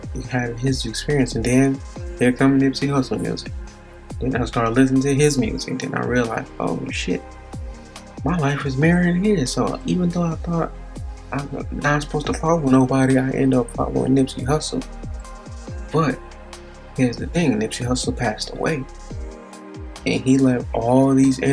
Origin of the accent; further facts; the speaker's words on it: Gary, Indiana, United States; I come from Gary, Indiana. You don't even have to explain it. Just in the 90s, it was the murder capital.